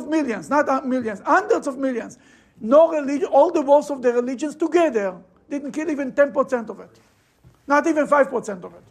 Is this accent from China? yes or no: no; Russia; moved away; I'm coming from Russia